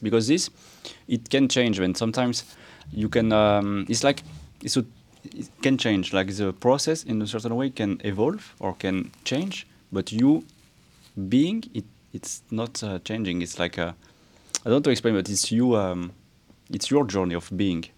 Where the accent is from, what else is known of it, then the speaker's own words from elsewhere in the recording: France; I was raised in France, mostly